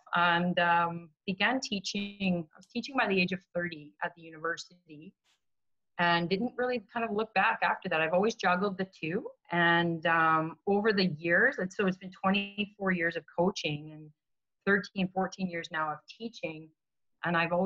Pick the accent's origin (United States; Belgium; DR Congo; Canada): Canada; being Canadian